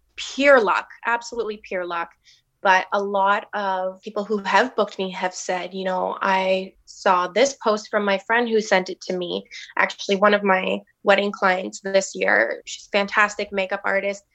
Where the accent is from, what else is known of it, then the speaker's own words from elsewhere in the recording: Hamilton, Ontario, Canada; moved away as an adult; now in St. Thomas, Canada; I'm not from Saint Thomas. I'm from Hamilton.